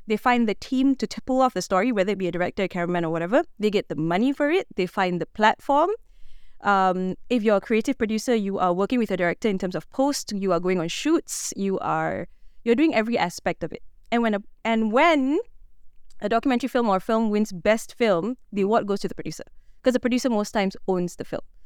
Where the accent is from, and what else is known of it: Malaysia